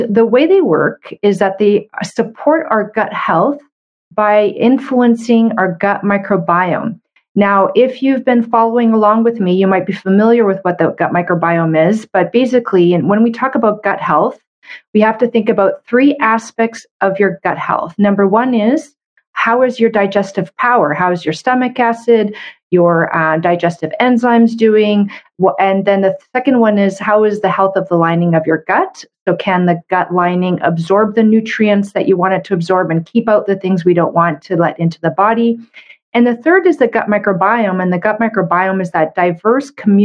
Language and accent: English; Canada; I'm a Canadian medical doctor